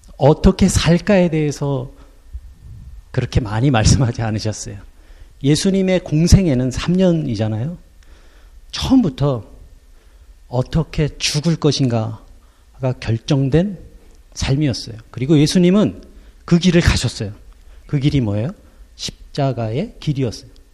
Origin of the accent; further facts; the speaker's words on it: South Korea; now in Luxembourg; 우리는 한국인으로서 살고 있고